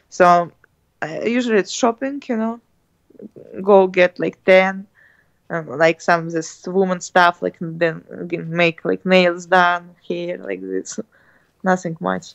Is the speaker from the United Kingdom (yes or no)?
no; Russia; English is a second language; We're from Russia